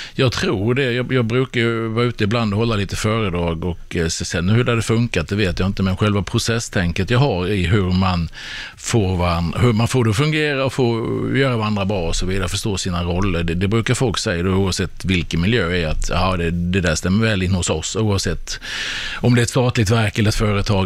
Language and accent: Swedish; Sweden; som svensk